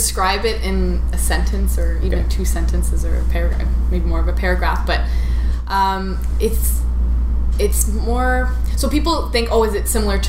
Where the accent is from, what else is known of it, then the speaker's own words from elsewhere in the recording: Ottawa, Ontario, Canada; I'm born and raised in Ottawa.